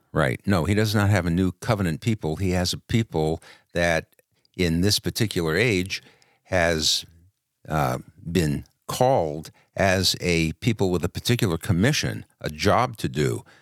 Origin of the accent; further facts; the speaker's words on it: New York City, New York, United States; I was born in Brooklyn.